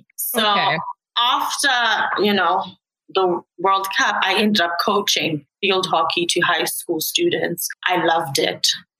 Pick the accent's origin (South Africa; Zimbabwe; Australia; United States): Zimbabwe; Harare; now in Winnipeg, Canada; I'm from Zimbabwe, Harare to be specific. Harare means the city that never sleeps, practically.